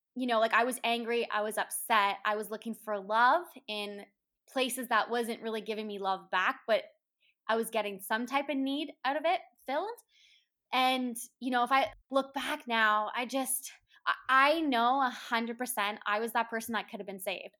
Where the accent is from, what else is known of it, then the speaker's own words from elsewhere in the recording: Woodstock, Ontario, Canada; I was born and raised in Woodstock, Ontario, in Canada